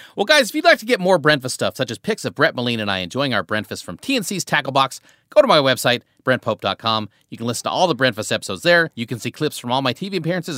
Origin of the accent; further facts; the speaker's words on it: Tecumseh, Nebraska, United States; now in Los Angeles, United States; you grew up in a small town in Nebraska like I did.